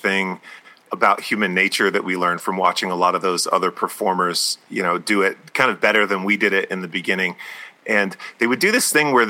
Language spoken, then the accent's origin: English; Tucson, Arizona, United States; we're from Tucson, Arizona, which is where we're calling in from right now.